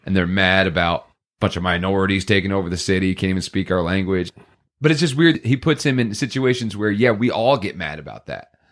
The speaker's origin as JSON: {"language": "English", "town": "Poughkeepsie", "region": "New York", "country": "United States", "tie": "born or raised there", "said": "we grew up in Poughkeepsie"}